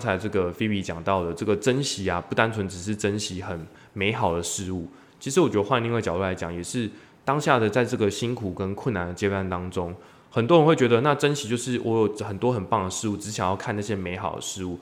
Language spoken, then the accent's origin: Chinese; Tainan, Taiwan; 当时自己的姐姐，因为考上大学从台南呢嗯去台嗯嗯中这个读大学